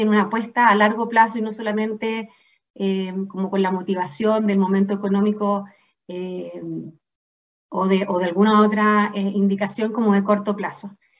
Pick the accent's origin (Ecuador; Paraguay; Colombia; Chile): Chile; also born or lived in England; soy chilena y he tenido la fortuna de vivir casi toda mi vida acá en Chile